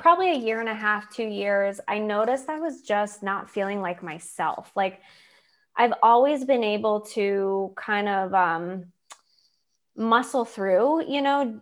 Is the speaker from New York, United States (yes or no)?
yes; Lakewood, New York, United States; moved away as an adult; now in Pittsburgh, United States; growing up in Lakewood, New York, and going to Hillcrest